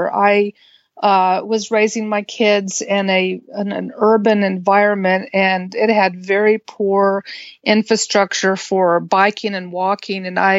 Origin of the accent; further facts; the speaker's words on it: Texas, United States; moved away; also born or lived in Washington; And I grew up in Texas.